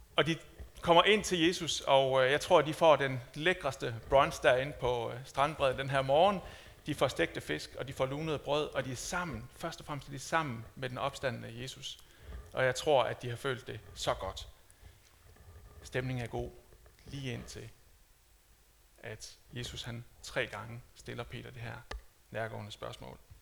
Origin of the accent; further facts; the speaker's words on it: Denmark; som dansker